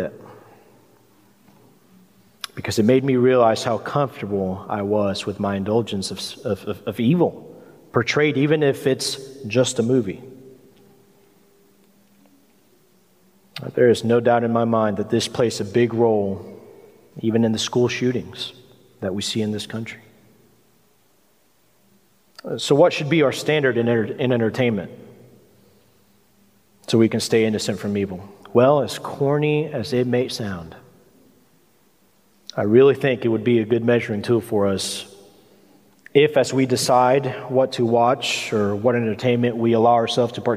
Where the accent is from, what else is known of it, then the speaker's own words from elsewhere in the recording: United States; us as American Christians